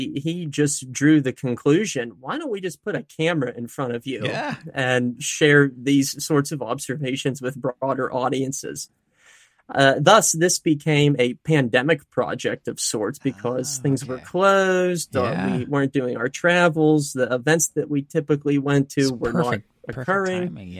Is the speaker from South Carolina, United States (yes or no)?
no; Altoona, Pennsylvania, United States; Yeah, I'm from the Altoona, Pennsylvania area.